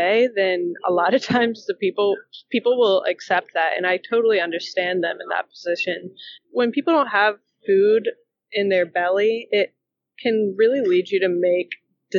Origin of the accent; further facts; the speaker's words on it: the South, United States; I grew up in the South